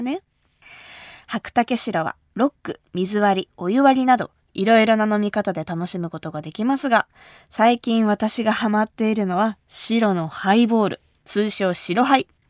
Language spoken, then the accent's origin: Japanese; Kumamoto, Japan; 私が生まれ育った熊本